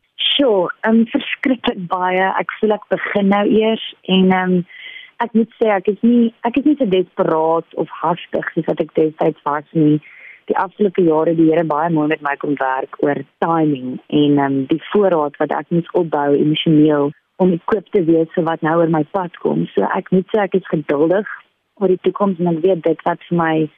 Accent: Paarl, Western Cape, South Africa; moved away as an adult; now in Cape Town, South Africa; Ek is oorspronklik van die Parel af. Ek was daar op skool.

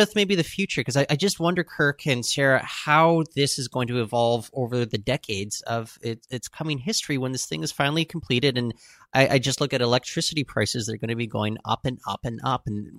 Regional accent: Canada; I'm Canadian.

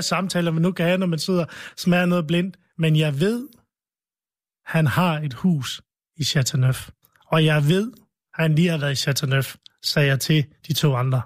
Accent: Vestløs, North Denmark Region, Denmark; also born or lived in Lebanon; min barndomsby Vestløs

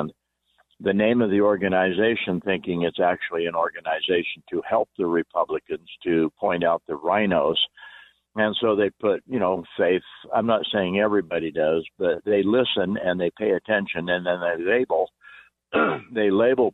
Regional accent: Wyoming, United States; I'm actually from Wyoming.

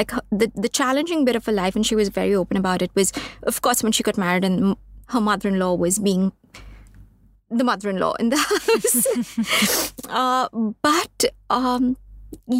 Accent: Mumbai, Maharashtra, India; So we're based in Bombay. We're from Bombay

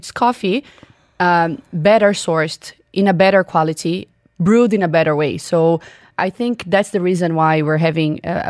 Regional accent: Brazil; moved away as an adult; now in Dubai, United Arab Emirates; I'm originally from Brazil.

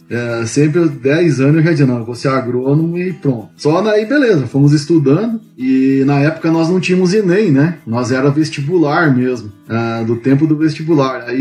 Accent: Santo Augusto, Rio Grande do Sul, Brazil; moved away as an adult; now in Bahia, Brazil; eu nasci no Rio Grande do Sul, a cidade se chama Santo Augusto, é bem na divisa com a Argentina. Né? a gente tá lá uns 50 quilômetros da Argentina. Uma curiosidade, a minha cidade é vizinha à Horizontina, que é a cidade da Gisele Bündchen.

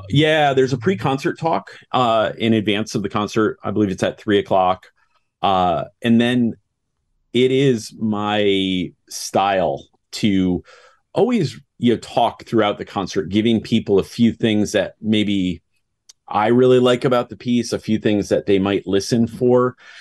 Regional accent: United States; I'm an American conductor.

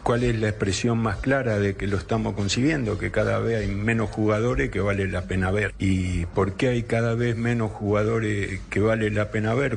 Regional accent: Argentina; Estoy orgulloso de ser argentino me gusta ser argentino

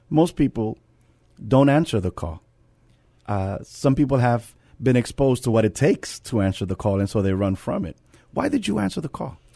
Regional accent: New York City, New York, United States; now in San Antonio, United States; I come from the Bronx, New York, and, um, where I took public transportation

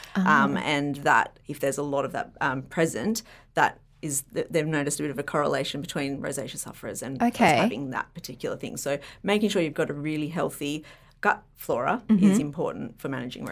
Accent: Byron Bay, New South Wales, Australia; growing up in Byron.

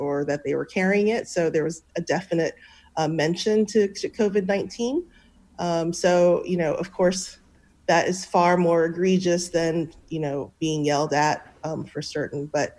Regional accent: San Francisco, California, United States; I'm from San Francisco, which is where I'm from

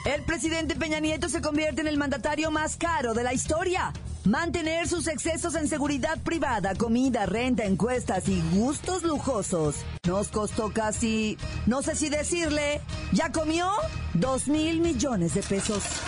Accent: Mexico; como decimos acá en mi país, México

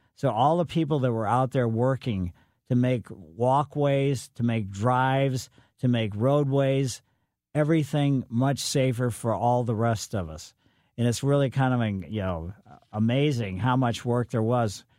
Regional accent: Ellisville, Missouri, United States; also born or lived in St. Louis, Missouri; growing up in Ellisville, we uh, from uh, down on Flat by the Botanical Garden. My parents moved to Ellisville

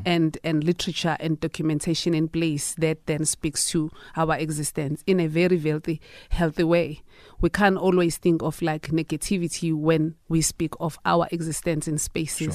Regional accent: South Africa; as a South African citizen

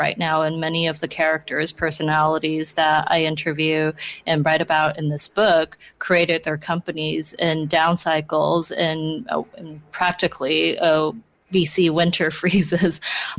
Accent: Beijing, China; moved away as an adult; now in Hong Kong; I grew up in Beijing. I only arrived in Hong Kong about a decade ago to work as a journalist.

